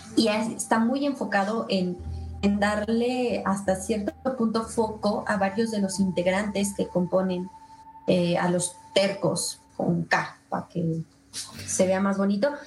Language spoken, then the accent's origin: Spanish; Mexico; nosotros como mexicanos